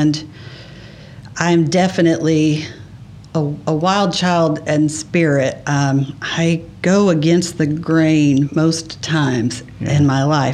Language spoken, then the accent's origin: English; Beaver Creek, United States; I grew up here in Beaver Creek with my mom and stepdad